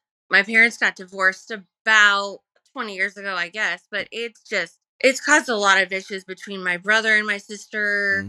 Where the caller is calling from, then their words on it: Phoenix, Arizona, United States; I'm from Phoenix, Arizona.